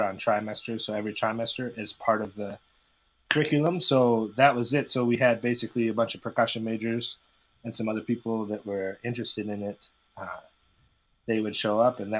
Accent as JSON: {"language": "English", "town": "Baraboo", "region": "Wisconsin", "country": "United States", "tie": "born or raised there", "also_born_or_lived": "Appleton, Wisconsin", "moved": "as an adult", "lives_now": "Chicago, United States", "said": "I actually grew up in Baraboo, Wisconsin, which is northwest of Madison"}